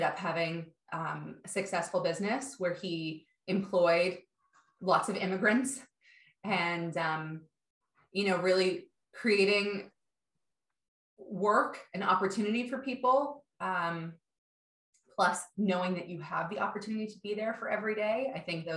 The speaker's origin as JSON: {"language": "English", "town": "Toronto", "region": "Ontario", "country": "Canada", "tie": "born or raised there", "said": "I grew up in Toronto, in Canada, sort of midtown"}